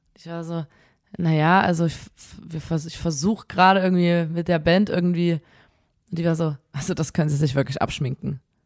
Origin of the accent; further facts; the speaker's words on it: Chemnitz, Saxony, Germany; wir kommen aus Chemnitz, hier gibt es kein Meer